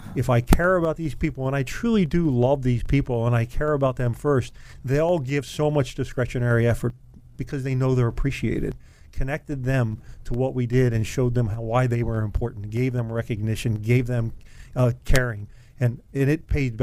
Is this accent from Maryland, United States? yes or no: yes; Randallstown, Maryland, United States; I grew up in Randallstown, Maryland